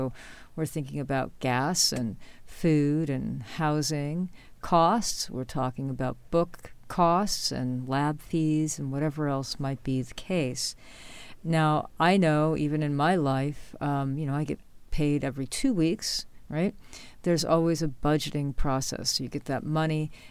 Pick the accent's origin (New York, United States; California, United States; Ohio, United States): New York, United States; born or raised there; moved away